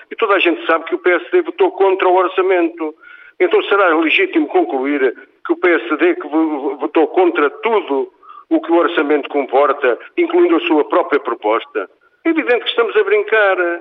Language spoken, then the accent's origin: Portuguese; Guarda, Portugal; no território distrital onde nasci, onde vivo e onde quero morrer